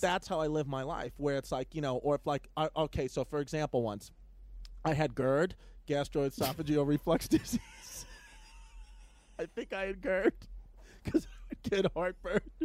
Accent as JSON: {"language": "English", "town": "New York City", "region": "New York", "country": "United States", "tie": "born or raised there", "said": "I grew up in New York City. Okay, New York, Ridgewood, uh, uh, uh, Queens, Brooklyn area"}